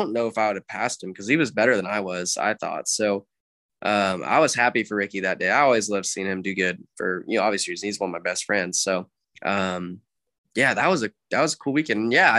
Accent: Sacramento, California, United States; Sacramento. Born and raised in Sacramento.

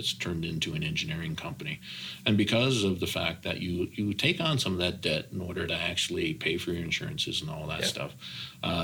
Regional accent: Deer Lake, Newfoundland and Labrador, Canada; moved away as an adult; also born or lived in St. John's / Las Vegas / Tulsa, Oklahoma; I grew up in Deer Lake, so that was the woods industry

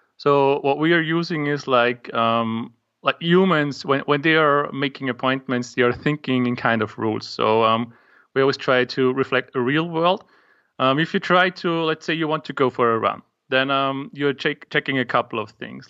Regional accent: Austria; English is a second language; I'm from Austria

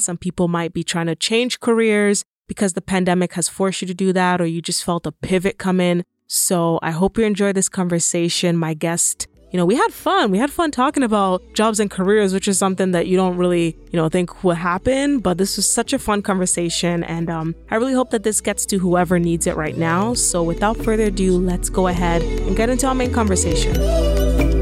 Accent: Nigeria; moved away; I'm also Nigerian

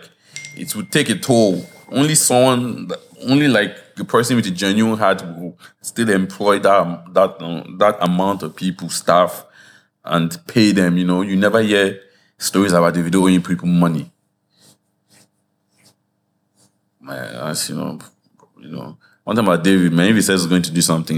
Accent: Nigeria; we're Nigerian people

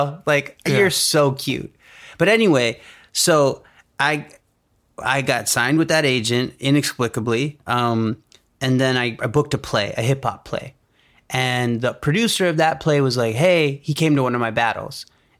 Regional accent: India; I'm here. I'm Indian. I know you guys need diversity.

